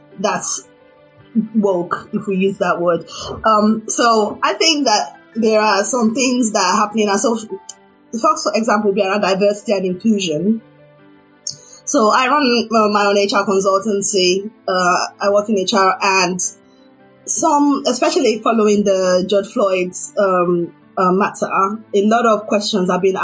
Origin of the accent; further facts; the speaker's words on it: Nigeria; being a Nigerian